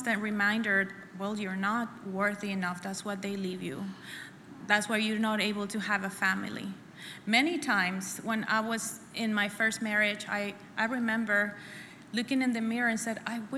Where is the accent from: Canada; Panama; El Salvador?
El Salvador; moved away as an adult; now in United States; I was born and raised in El Salvador until I was 21. So I come here when I'm 21